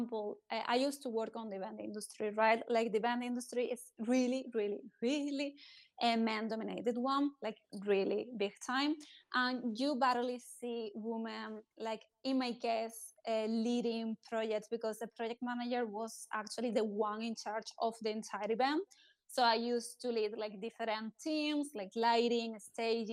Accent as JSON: {"language": "English", "country": "Spain", "said": "I'm coming from Spain"}